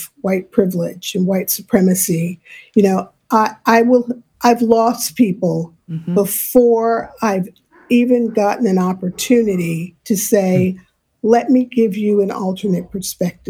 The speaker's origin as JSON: {"language": "English", "town": "New York City", "region": "New York", "country": "United States", "tie": "born or raised there", "said": "I grew up in New York City."}